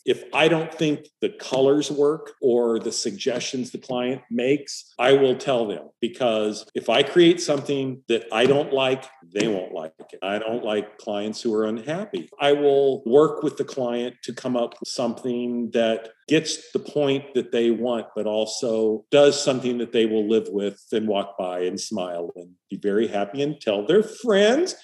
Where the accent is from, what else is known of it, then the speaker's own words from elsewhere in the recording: Hemet, California, United States; moved away as an adult; also born or lived in San Diego, California / Orlando, Florida; I grew up in Southern California, an only child